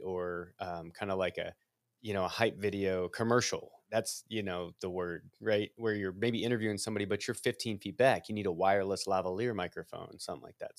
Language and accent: English; Midwest, United States; I'm a Midwesterner